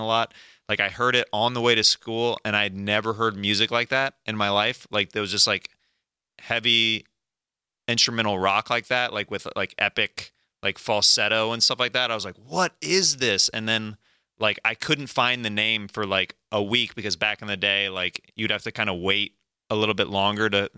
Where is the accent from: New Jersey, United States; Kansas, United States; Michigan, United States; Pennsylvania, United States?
Kansas, United States; Overland Park, Olathe; moved away; I'm from Kansas